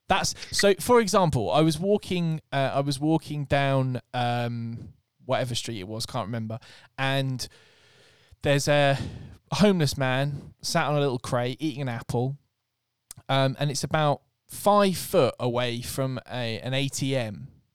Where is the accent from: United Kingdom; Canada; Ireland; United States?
United Kingdom; Scotland; Yeah. I can say that I'm Scottish.